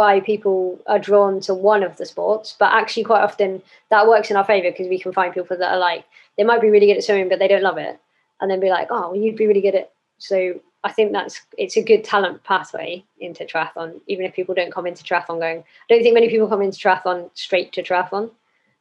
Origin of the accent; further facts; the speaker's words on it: Cornwall, South West England, United Kingdom; moved away as an adult; I grew up in Cornwall, lived there till I was 18.